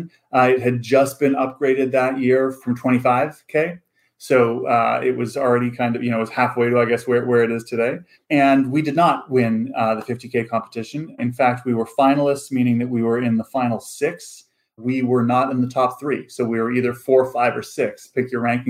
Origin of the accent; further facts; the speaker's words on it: Vancouver, British Columbia, Canada; moved away as an adult; also born or lived in Stanford; I grew up in Vancouver, Canada, on the West Coast, but North.